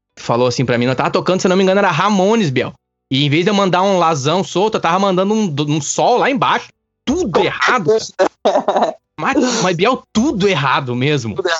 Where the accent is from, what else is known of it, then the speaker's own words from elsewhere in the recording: Campo Bom, Rio Grande do Sul, Brazil; also born or lived in Araricá; eu sou natural de Campo Bom